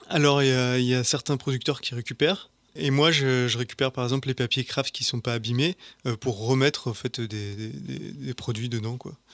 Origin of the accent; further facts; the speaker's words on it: La Chapelle-sur-Coise, Auvergne-Rhône-Alpes, France; also born or lived in Grézieu-le-Marché; je suis originaire de La Chapelle-sur-Coise, donc je suis un pur produit des, monts du Lyonnais